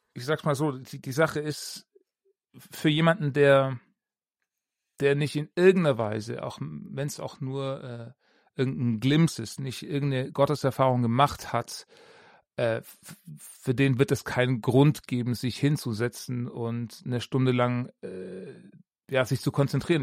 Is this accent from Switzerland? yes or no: no; Ravensburg, Baden-Württemberg, Germany; moved away as an adult; also born or lived in Augsburg; ich bin in Ravensburg aufgewachsen